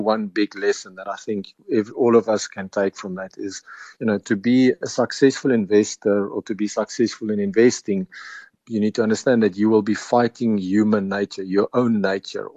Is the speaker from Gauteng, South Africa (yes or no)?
no; Pofadder, Northern Cape, South Africa; moved away as an adult; also born or lived in Stellenbosch; I'm a farmer's son. My family have been sheep farmers in the big metropolis of Pofadder, which is up in the Northern Cape, just south of the Namibian border.